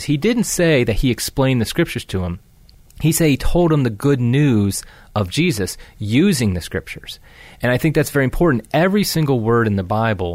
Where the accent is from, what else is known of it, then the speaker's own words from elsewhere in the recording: Ohio, United States; moved away as an adult; now in Venice, Florida, United States; I am originally from Ohio